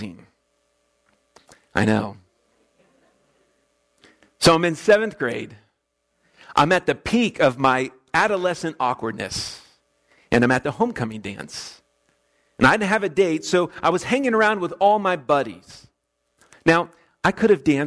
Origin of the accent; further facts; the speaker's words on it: West Palm Beach, Florida, United States; moved away as an adult; also born or lived in Orlando, Florida; now in Kansas, United States; my hometown of West Palm Beach.